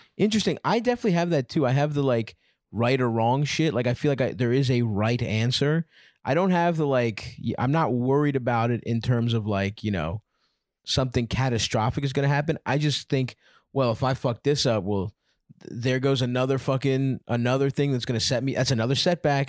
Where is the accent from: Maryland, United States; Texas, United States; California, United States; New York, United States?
Maryland, United States; Baltimore; I grew up in Baltimore